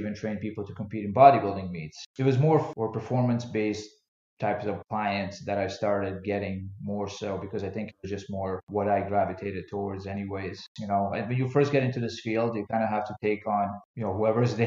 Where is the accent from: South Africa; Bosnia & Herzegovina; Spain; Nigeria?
Bosnia & Herzegovina; moved away; also born or lived in Philadelphia; When I grew up in Bosnia, I played a lot of team sports like basketball and soccer